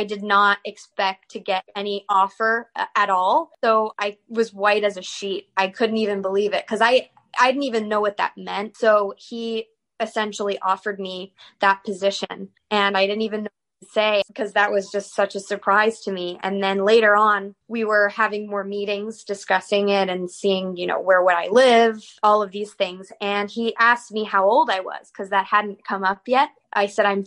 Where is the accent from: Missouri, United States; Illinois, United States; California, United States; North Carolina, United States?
North Carolina, United States; also born or lived in Northern Virginia; now in Philadelphia, United States; And then we moved to North Carolina from there when I was around 8. And that's kind of where I started taking ballet seriously and having most of my memories